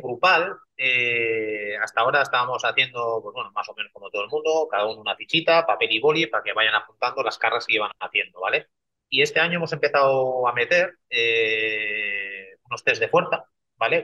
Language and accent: Spanish; Basque Country, Spain; Yo, como soy vasco